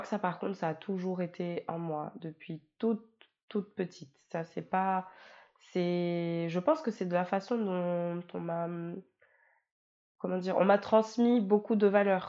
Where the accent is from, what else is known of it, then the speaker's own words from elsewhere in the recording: France; moved away as an adult; also born or lived in Mayotte; now in Réunion, France; j'ai grandi, euh, j'ai grandi en France, j'y ai fait toute ma vie